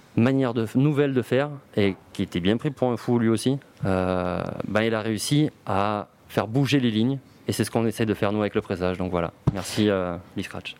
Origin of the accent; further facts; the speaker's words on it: Marseille, Provence-Alpes-Côte d'Azur, France; je suis Marseillais